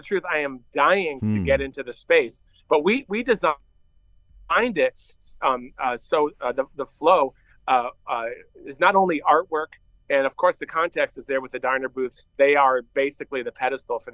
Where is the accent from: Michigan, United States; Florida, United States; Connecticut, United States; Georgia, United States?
Connecticut, United States; North Haven; moved away; also born or lived in Illinois; I grew up in North Haven. My dad had a shop right next to New Haven, Connecticut